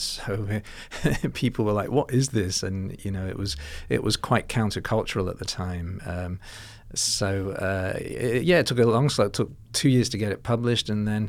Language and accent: English; Liverpool, North West England, United Kingdom; now in Melbourne, Australia; So but when I go back, I'm from Liverpool originally.